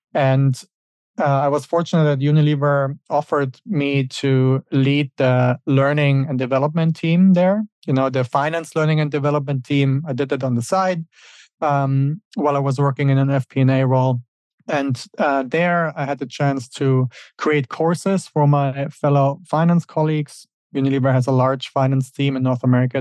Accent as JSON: {"language": "English", "country": "Germany", "tie": "born or raised there", "also_born_or_lived": "Switzerland", "moved": "as an adult", "lives_now": "United States", "said": "Originally, I'm from Germany, and that's where I grew up."}